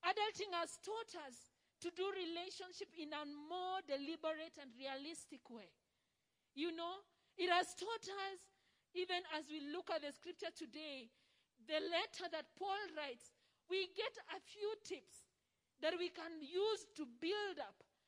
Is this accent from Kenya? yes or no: yes; Rift Valley, Kenya; we come from the Rift Valley